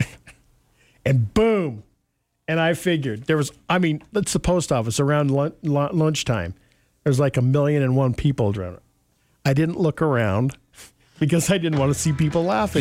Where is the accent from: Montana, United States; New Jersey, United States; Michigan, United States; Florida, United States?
Montana, United States; growing up in Montana, we had magpies